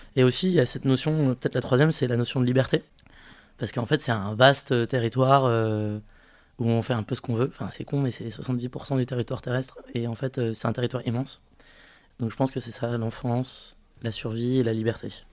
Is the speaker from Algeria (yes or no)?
no; French Guiana; d'où je viens, je suis né en Guyane